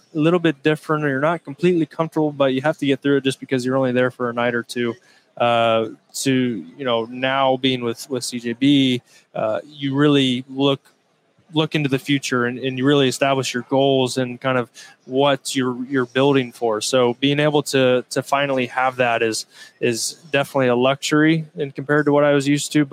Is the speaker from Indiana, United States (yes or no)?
yes; Indiana, United States; my home state, Indiana.